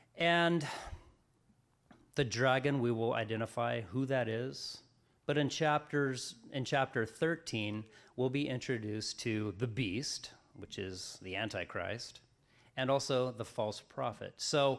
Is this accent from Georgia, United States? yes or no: no; Colorado, United States; now in Crescent City, United States; I'm from Colorado. Many of you know that. And so when my parents and I moved out here to California, to Crescent City, in 1989